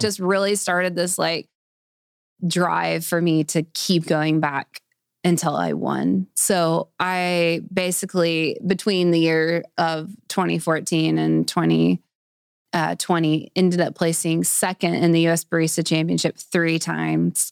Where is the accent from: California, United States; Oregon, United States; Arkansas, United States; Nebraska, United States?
Arkansas, United States; Springdale; I grew up in Springdale, so I've been here my whole life. I've never lived anywhere else.